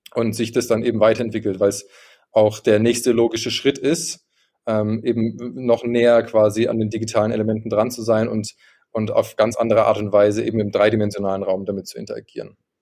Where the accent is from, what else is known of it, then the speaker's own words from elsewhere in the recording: Karlsruhe, Baden-Württemberg, Germany; now in Munich, Germany; Ich komme eigentlich aus Karlsruhe, wohne jetzt gerade in München.